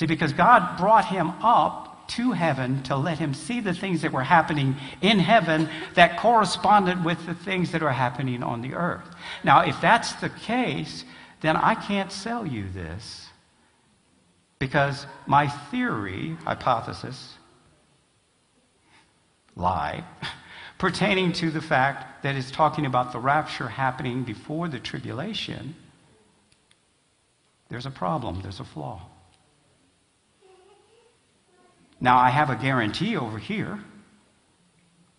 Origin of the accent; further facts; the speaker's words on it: Alabama, United States; I was from, believe it or not, I was from Alabama